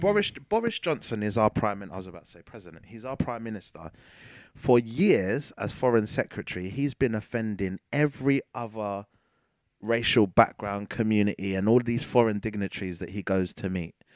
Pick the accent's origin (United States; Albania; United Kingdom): United Kingdom; as a British ci-, citizen